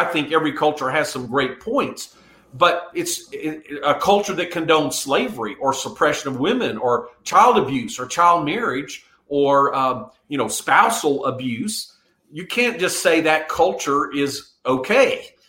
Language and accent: English; South Korea; moved away; I was raised in Korea. And at that time, Korea was a very poor country.